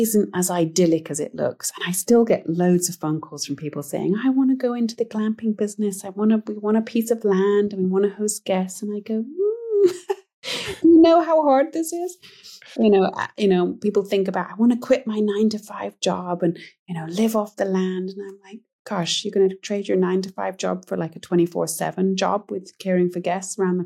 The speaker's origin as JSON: {"language": "English", "country": "United Kingdom", "moved": "as an adult", "lives_now": "Montana, United States", "said": "I'm British originally"}